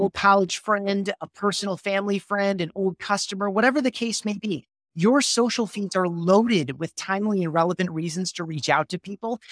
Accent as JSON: {"language": "English", "town": "Grand Rapids", "region": "Michigan", "country": "United States", "tie": "born or raised there", "said": "I grew up in Grand Rapids, Michigan"}